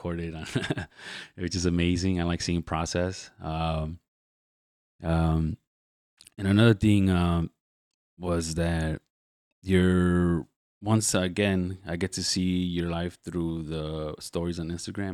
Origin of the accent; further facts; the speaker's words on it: Chicago, Illinois, United States; I grew up in the Back of the Yards.